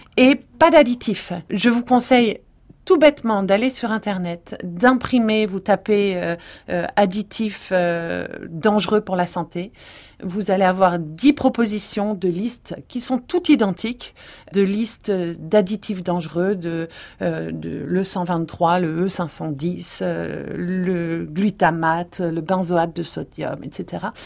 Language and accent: French; Provence-Alpes-Côte d'Azur, France; je viens de Provence